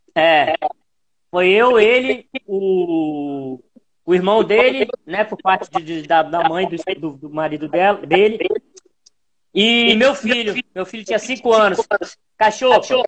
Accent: Espírito Santo, Brazil; Eu sou capixaba, pô. Ah, mas eu capixaba, mas com mistura de tudo

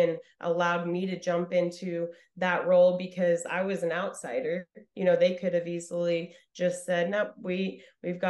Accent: Idaho, United States; I'm coming from Idaho

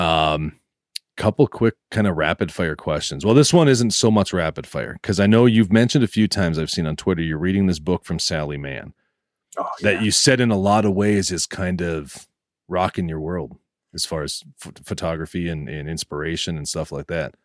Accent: northeast Minnesota, United States; born or raised there

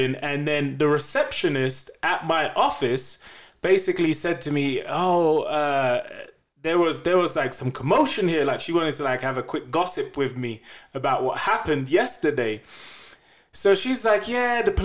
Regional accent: England, United Kingdom; accent: English; now in Denver, United States; I'm black and I'm English, so I've got an accent

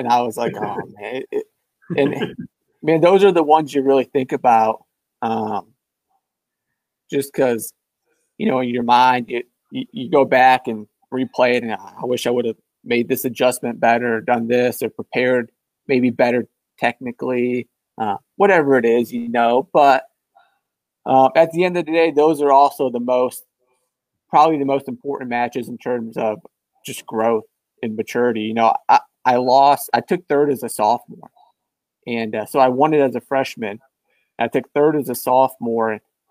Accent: Rockford, Michigan, United States; I'm from Rockford, Michigan, so near Grand Rapids, the west side of the state

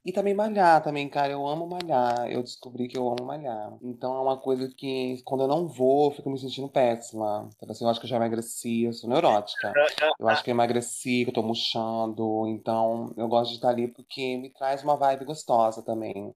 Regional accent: São Paulo, Brazil; now in Rio de Janeiro, Brazil; Eu sou paulista

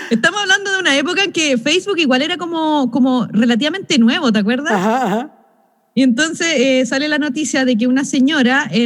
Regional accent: Chile; ay, que todos nosotros somos chilenos

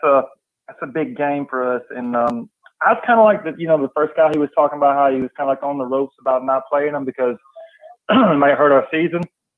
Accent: Alabama, United States; From Alabama.

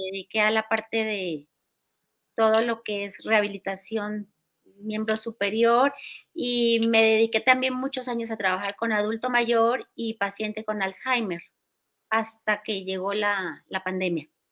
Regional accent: Cali, Valle del Cauca, Colombia; now in Mexico City, Mexico; Yo nací en Cali, Colombia, y ahí me crié. Y bueno, hace 40 años llegué aquí a Ciudad de México

